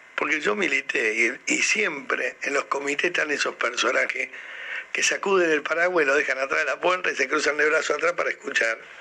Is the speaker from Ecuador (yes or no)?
no; Argentina